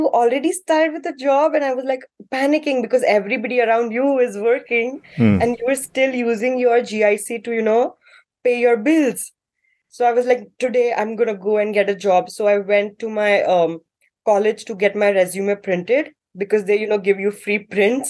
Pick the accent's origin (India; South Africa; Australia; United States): India; Mumbai, Maharashtra; moved away as an adult; now in Ottawa, Canada; I am from Mumbai, the city that never sleeps